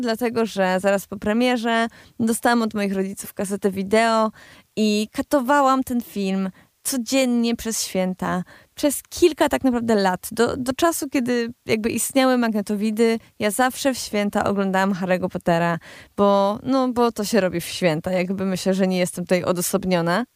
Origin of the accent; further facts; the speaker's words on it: Cieszyn Silesia, Silesian Voivodeship, Poland; ja jestem ze Śląska, ja, ze Śląska Cieszyńskiego